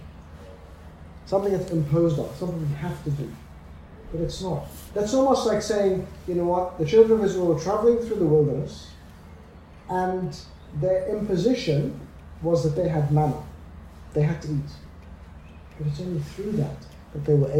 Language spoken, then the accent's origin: English; Australia; moved away; I grew up in Australia